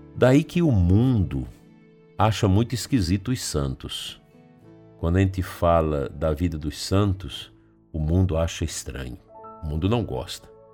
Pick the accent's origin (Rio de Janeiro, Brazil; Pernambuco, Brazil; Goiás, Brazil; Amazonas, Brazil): Goiás, Brazil; Campinorte; naquela cidade onde cresci, onde praticamente nasci e cresci